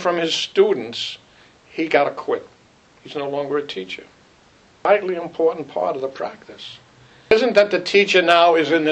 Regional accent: New York City, New York, United States; I grew up in Brooklyn.

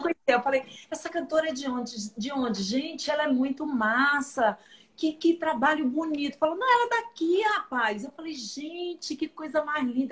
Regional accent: Salvador, Bahia, Brazil; Eu sou baiana, sou teropolitana

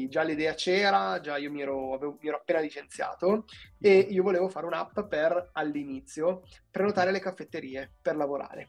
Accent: Bergamo, Lombardy, Italy; moved away as an adult; now in Milan, Italy; vengo da Bergamo, ma un po' di anni ormai che, che vivo a Milano

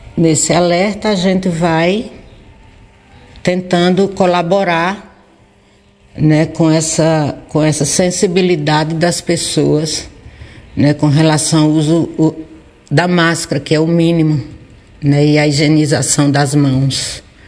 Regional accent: Barbalha, Ceará, Brazil; Nascida e criada aqui em Barbalha

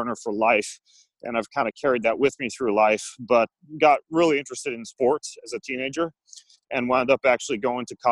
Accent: North Idaho, United States; I grew up in North Idaho

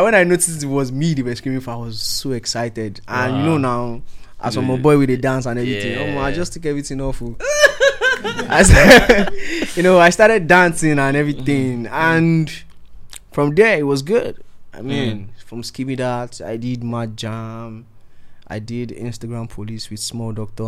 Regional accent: Edo, Nigeria; my dialect, because I'm from Edo State

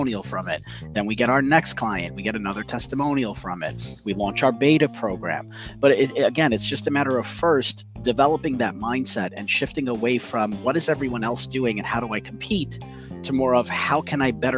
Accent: New York City, New York, United States; I'm from New York City and I've worked all over Manhattan

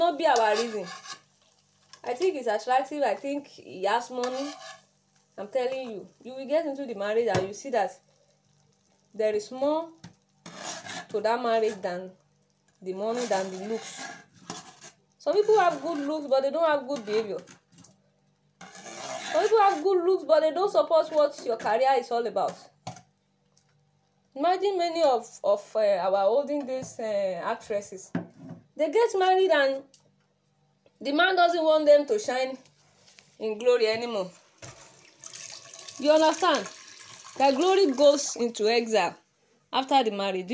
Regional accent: Nigeria; I'm from Nigeria

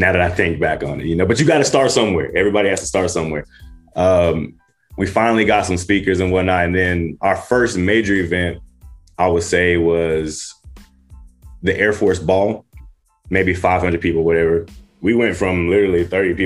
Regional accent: Dallas, Texas, United States; moved away as an adult; also born or lived in Magnolia, Arkansas; now in Los Angeles County, United States; I'm originally from Magnolia, Arkansas. That's where I was born at, but I was raised in Dallas, Texas.

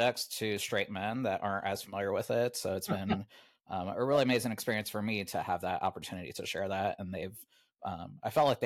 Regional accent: Lima, Ohio, United States; also born or lived in Columbus, Ohio; I grew up in Lima, Ohio, which is Northwest Ohio

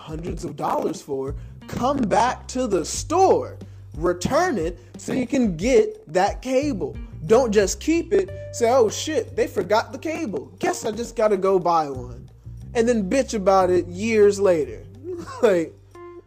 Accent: United States; a river separated my hometown from Alabama. So, and I lived there for most of my life

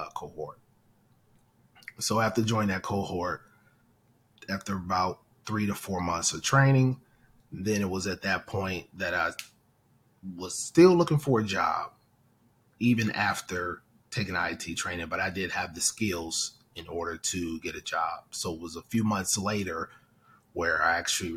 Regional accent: Detroit, Michigan, United States; I'm originally from Detroit, Michigan. I attended the best high school in America, Castec High School

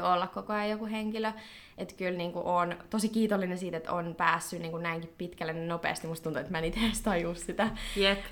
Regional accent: Finland; moved away as an adult; also born or lived in United States; kun tulin takaisin Suomeen ja tein lukion tämän loppuun

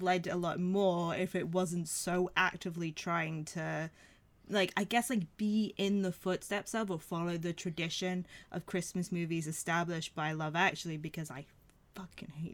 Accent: United States; moved away as an adult; now in United Kingdom; I'm American

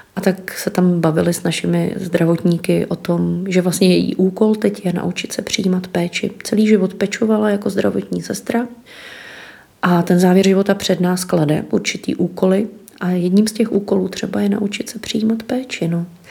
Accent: Litoměřice, Ústí nad Labem Region, Czechia; moved away as an adult; já jsem z Litoměřic původně

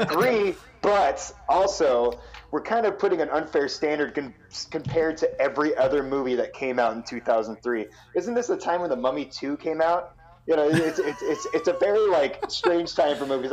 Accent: Portland, Oregon, United States; growing up in Portland

